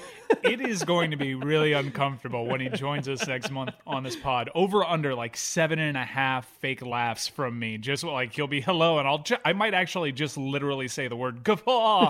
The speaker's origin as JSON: {"language": "English", "town": "Miami", "region": "Florida", "country": "United States", "tie": "born or raised there", "said": "my hometown, Miami"}